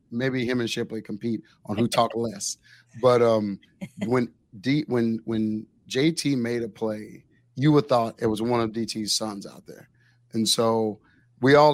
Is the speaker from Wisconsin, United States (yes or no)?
no; Waco, Texas, United States; now in Austin, United States; I was born in Waco